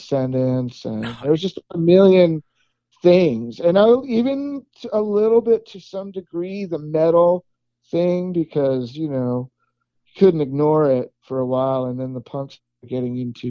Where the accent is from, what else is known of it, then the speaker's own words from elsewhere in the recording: Southern California, United States; moved away as an adult; also born or lived in Los Angeles; now in Austin, United States; growing up in Southern California